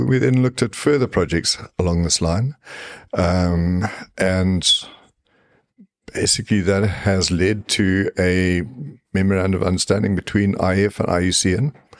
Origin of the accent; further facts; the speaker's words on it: Zimbabwe; now in South Africa; I grew up in Rhodesia, what now what is now Zimbabwe